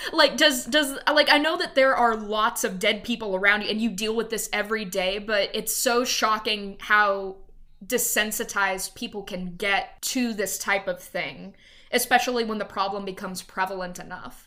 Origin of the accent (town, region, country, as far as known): Louisiana, United States; born or raised there; now in Dallas, United States